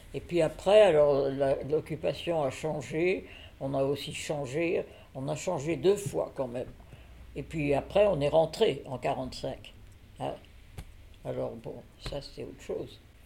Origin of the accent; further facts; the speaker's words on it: Voiron, Auvergne-Rhône-Alpes, France; Je suis née en 1927 à Voiron, dans l'Isère.